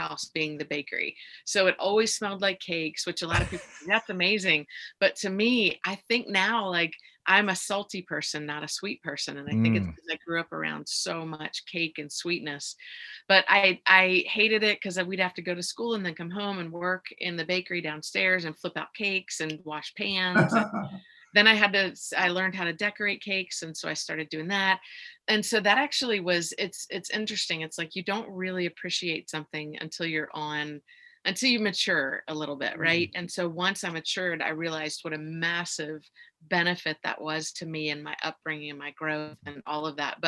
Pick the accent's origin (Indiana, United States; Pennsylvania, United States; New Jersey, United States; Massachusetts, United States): Pennsylvania, United States; West Chester; I grew up in right outside of Philadelphia in Westchester, Pennsylvania